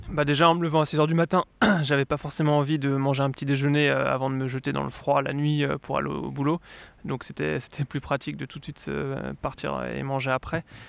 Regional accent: Lyon, Auvergne-Rhône-Alpes, France; moved away as an adult; now in Sweden; je viens de Lyon

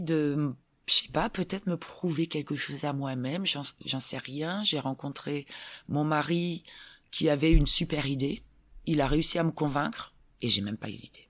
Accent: Saint-Herblain, Pays de la Loire, France; moved away as an adult; also born or lived in California; now in Grenoble, France; j'ai grandi à Nantes, hein. Saint-Herblain exactement

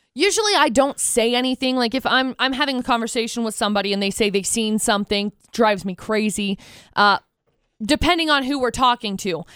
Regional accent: Tremonton, Utah, United States; I grew up in Tremont and I graduated from Bear River High School

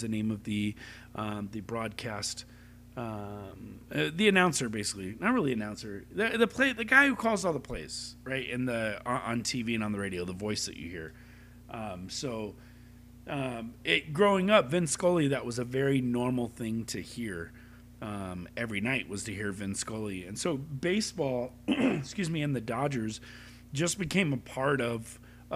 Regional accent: Long Beach, California, United States; we grew up in Long Beach

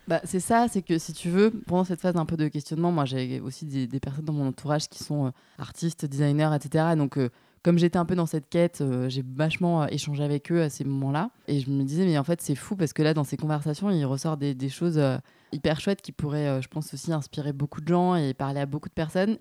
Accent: Nîmes, Occitania, France; moved away as an adult; also born or lived in Montpellier / Rennes; now in Paris, France; moi, je suis originaire de, de Nîmes euh, à la base.

